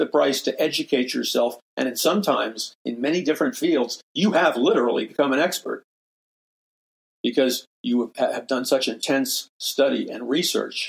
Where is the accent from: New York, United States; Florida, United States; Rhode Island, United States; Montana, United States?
New York, United States; New York City; I'm a very forceful person because I'm from New York City